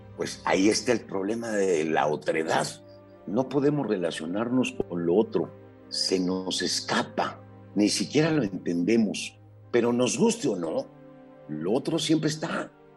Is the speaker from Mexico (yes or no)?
yes; Mexico City, Mexico; Nacimos en la Ciudad de México a mediados del siglo pasado, somos varones, estudiamos en la misma prepa, e incluso en la misma facultad